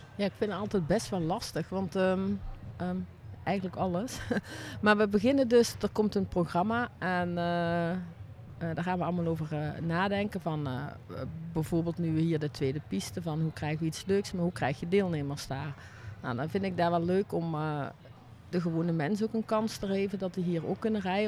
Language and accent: Dutch; Ottersum, Limburg, Netherlands; Uit Ottersum, het is, wat is het, Noord-Limburg